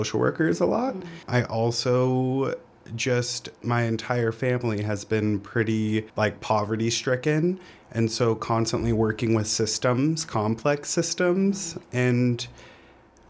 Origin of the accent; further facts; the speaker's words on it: Boise, Idaho, United States; now in Nampa, United States; I am from Boise. I live in Nampa.